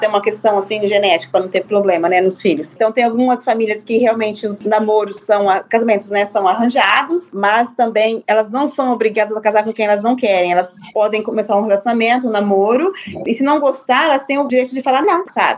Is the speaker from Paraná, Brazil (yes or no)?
yes; Londrina, Paraná, Brazil; moved away as an adult; also born or lived in France / Qatar; Eu sou brasileira, nascida e criada em Londrina, no Paraná